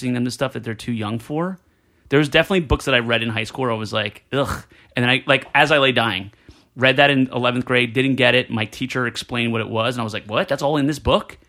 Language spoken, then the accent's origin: English; New Jersey, United States; growing up in Jersey